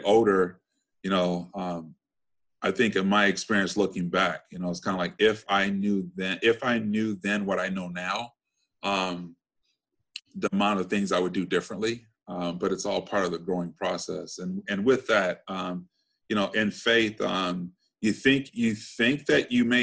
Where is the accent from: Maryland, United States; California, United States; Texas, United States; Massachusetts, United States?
California, United States; Compton; I grew up in Compton, went to grade school, Catholic school, high school, Catholic school